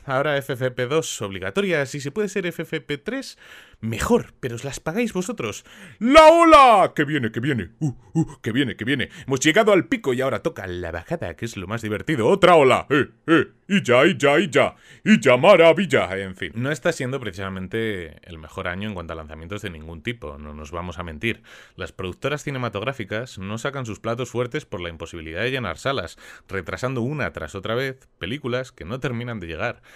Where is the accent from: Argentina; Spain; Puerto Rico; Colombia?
Spain; en mi país